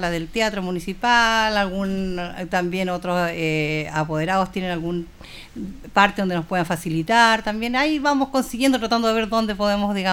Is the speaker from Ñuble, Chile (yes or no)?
no; Santiago, Santiago Metropolitan Region, Chile; now in Linares, Chile; Bueno, yo soy de Santiago, yo llegué a vivir acá a Linares y yo partí trabajando en un colegio, haciendo taller de ballet.